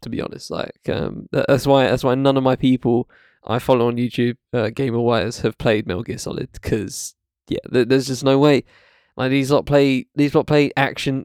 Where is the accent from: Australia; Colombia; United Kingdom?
United Kingdom; I live in UK, I'm British